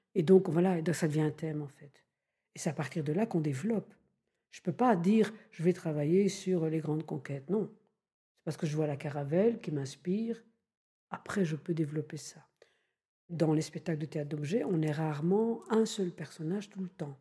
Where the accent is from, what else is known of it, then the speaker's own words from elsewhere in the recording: Belgium; je suis belge, donc on a comme ça une propension en Belgique à rire un peu facilement